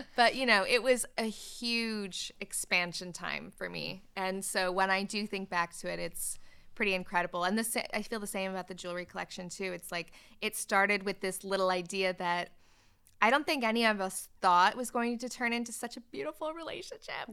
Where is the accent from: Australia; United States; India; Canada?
Canada; moved away as an adult; now in United Kingdom; I'm not from the U K. I'm Canadian. I was born in Canada, and I moved to the U K when I was nineteen